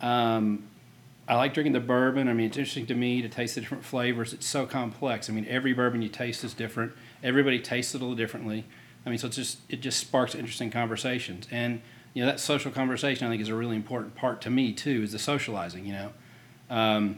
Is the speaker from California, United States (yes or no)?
no; Lexington, Kentucky, United States; I'm from Kentucky. I grew up in Lexington